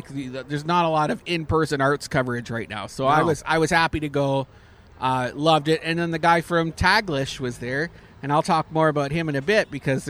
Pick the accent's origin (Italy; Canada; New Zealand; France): Canada; I'm Canadian.